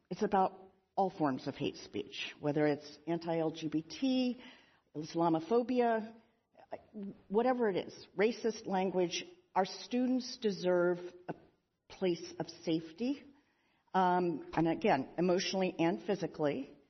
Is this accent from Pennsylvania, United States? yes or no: yes; Pennsylvania, United States; President Magill from my home state of Pennsylvania.